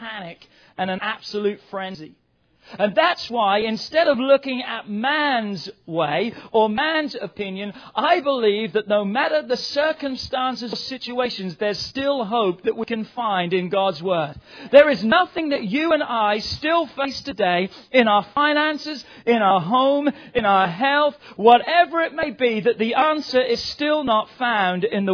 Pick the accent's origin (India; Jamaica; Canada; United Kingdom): United Kingdom; England; now in United States; England's not home to me anywhere. That's the place I was born.